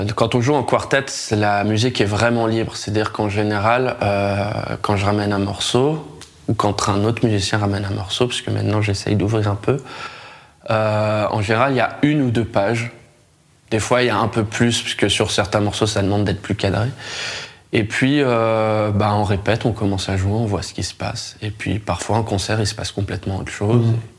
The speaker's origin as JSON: {"language": "French", "country": "France", "said": "en tant que Français"}